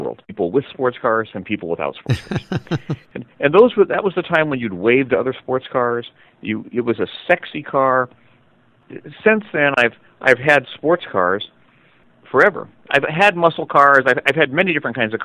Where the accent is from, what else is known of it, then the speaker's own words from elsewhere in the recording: San Francisco, California, United States; also born or lived in Novato; I was raised by my grandparents, and we grew up in San Francisco